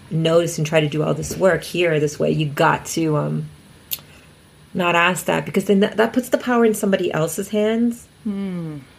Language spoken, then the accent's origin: English; Scotland, United Kingdom; I'm Scottish.